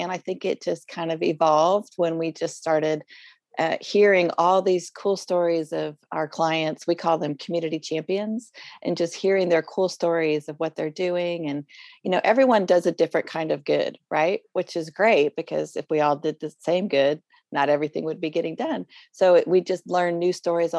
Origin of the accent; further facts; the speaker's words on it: Boulder, Colorado, United States; moved away as an adult; now in Oklahoma, United States; I am originally from Boulder, Colorado, and my husband and I have been in Oklahoma for about 20 some years